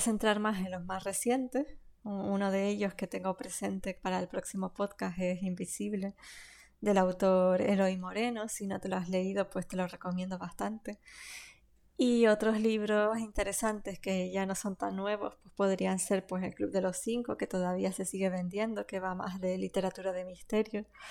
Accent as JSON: {"language": "Spanish", "region": "Canary Islands", "country": "Spain", "accent": "Canarian", "said": "mi propio acento y mi forma de hablar, ya que, que venimos de aquí, de Canarias."}